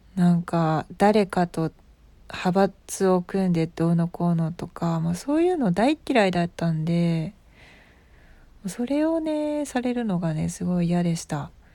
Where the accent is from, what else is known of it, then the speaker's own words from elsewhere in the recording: Osaka, Japan; accent: Osaka dialect; めちゃくちゃ大阪ネイティブで大阪で生まれ大阪で育ち